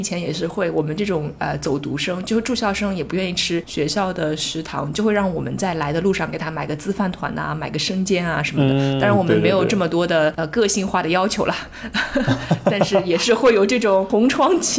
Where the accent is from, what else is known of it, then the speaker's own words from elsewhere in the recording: southern China, China; 作为南方人，虽然有的时候我觉得我不是标准南方人，因为我不爱吃米大米，但是呢，